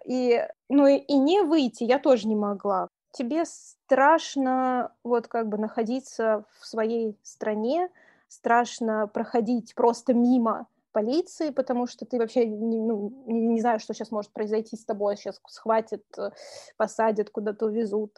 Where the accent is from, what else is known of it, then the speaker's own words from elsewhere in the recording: Saratov, Saratov Oblast, Russia; moved away as an adult; also born or lived in Moscow, Russia / Tashkent, Uzbekistan; now in Tbilisi, Georgia; я из Саратова